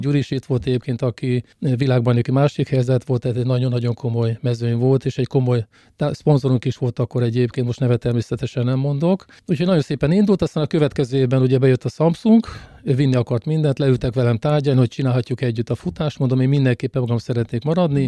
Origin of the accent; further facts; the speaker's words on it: Szolnok, Jász-Nagykun-Szolnok, Hungary; Szolnokiak vagyunk